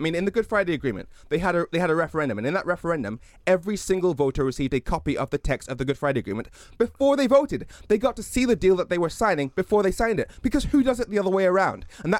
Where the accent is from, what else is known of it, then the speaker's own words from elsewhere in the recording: Darlington, North East England, United Kingdom; personally, I was born in Darlington, so I identify very strongly with the North East.